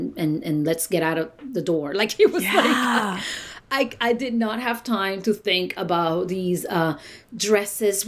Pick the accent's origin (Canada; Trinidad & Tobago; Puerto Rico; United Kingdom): Puerto Rico; moved away as an adult; now in New York, United States; I'm from Puerto Rico